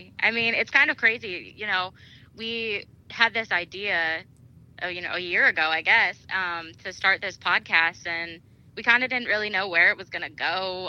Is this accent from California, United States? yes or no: no; Scranton, Pennsylvania, United States; I grew up in Scranton